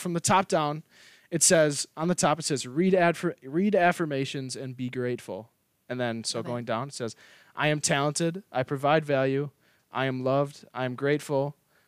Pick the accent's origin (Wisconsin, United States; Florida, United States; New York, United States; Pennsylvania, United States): Wisconsin, United States; I'm from Wisconsin.